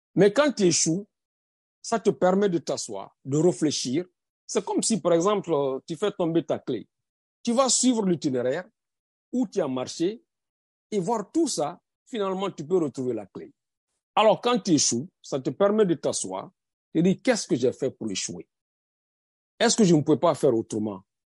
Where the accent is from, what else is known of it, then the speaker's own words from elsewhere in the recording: Guinea; moved away as an adult; now in United States; Je suis guinéen américain, pas le, pas le sens contraire. Je suis d'abord guinéen.